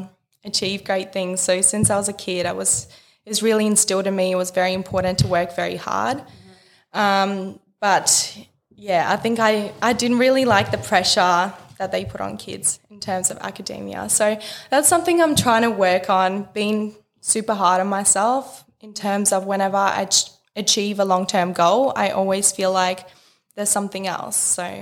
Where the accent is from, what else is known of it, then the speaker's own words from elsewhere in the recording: Perth, Western Australia, Australia; English is a second language; also born or lived in Russia; now in Melbourne, Australia; So at 8 years old, I moved to Perth, Western Australia with my family, and I couldn't speak a word of English, so I had to learn the language.